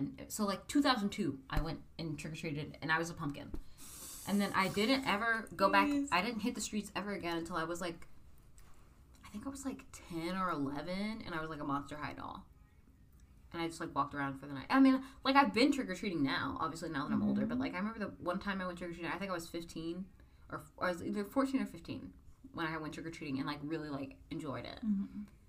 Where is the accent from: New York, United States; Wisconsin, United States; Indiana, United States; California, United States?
Indiana, United States; From growing up in Indiana, I'm used to the cold.